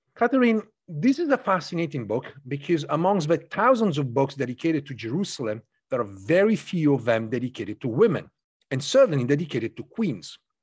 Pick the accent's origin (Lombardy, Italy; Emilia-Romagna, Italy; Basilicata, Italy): Emilia-Romagna, Italy; near Canossa Castle; moved away; I grew up in North of Italy, very close to a, a small castle known as Castello di Canossa, Canossa Castle